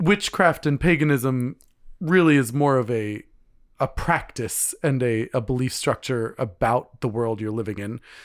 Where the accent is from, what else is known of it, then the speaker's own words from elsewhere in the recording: United States; I'm American, but, uh, you know, my, my heritage is Scottish